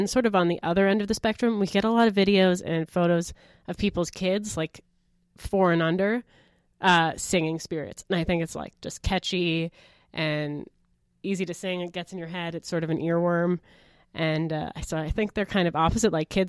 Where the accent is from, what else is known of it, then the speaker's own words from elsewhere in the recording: Milwaukee, Wisconsin, United States; now in Canada; I'm from Milwaukee.